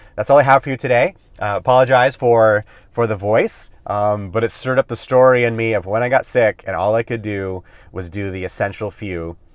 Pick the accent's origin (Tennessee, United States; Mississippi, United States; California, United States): California, United States; also born or lived in Hawaii; I grew up in California